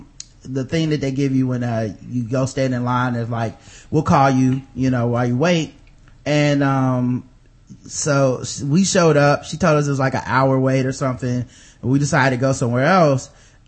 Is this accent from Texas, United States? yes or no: no; Charlotte, North Carolina, United States; I'm from Charlotte, and I've never lived anywhere else.